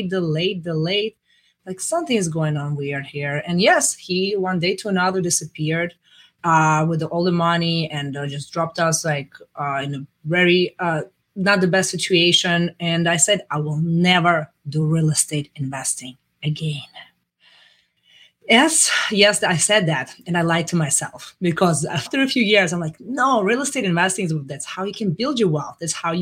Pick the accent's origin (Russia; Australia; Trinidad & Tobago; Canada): Russia; moved away as an adult; now in United States; I'm coming from Russia